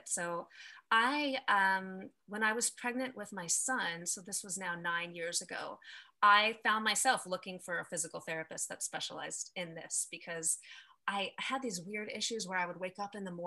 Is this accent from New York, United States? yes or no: yes; New York, United States; now in California, United States; I'm located in California. I'm from New York originally